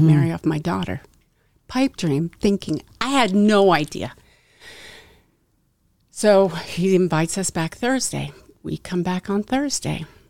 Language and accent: English; Westchester County, New York, United States; I grew up in Westchester County, a small town in Westchester.